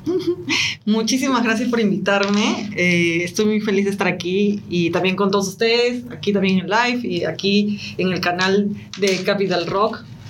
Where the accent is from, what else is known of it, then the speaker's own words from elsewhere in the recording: Peru; now in Chile; soy de Latinoamérica, nací en Perú, actualmente vivo en Chile